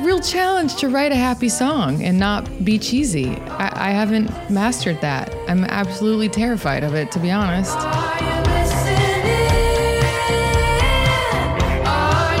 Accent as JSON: {"language": "English", "town": "Atlanta", "region": "Georgia", "country": "United States", "tie": "born or raised there", "also_born_or_lived": "Shreveport, Louisiana / Athens, Georgia", "said": "Mostly in Georgia. Spent the early part of my life in Shreveport, Louisiana. But we moved when I was about 6 to the Atlanta area"}